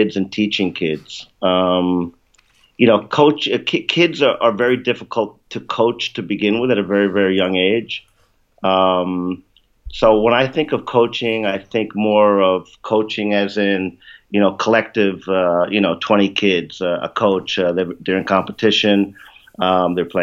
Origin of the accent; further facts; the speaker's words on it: New York, United States; moved away as an adult; also born or lived in Tampa, Florida / Japan / China; I'm originally from the United States, where I was born in New York